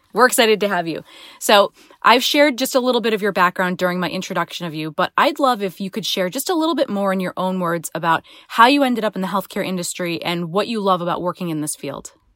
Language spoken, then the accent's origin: English; Rhode Island, United States; Rhode Islanders never like to leave our state